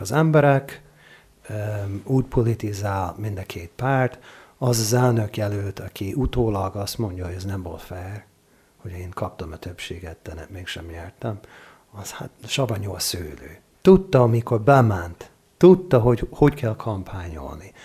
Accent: Oregon, United States; Hungarian is a second language; moved away as an adult; now in Hungary; én olyan államban nőttem föl, ahol, ahol népszavazás van rendszeresen

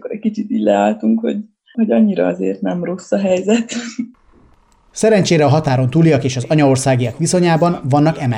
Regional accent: Hungary; Magyarországról jöttünk, tehát magyarok vagyunk, tiszta sor.

